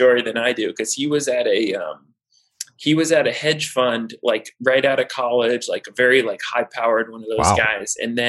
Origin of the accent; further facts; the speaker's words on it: Seattle, Washington, United States; moved away as an adult; I grew up in Seattle, Washington.